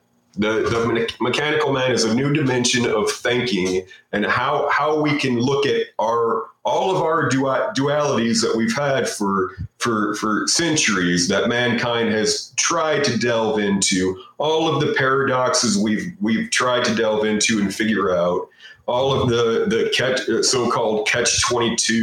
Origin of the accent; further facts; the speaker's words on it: United States; I'm an American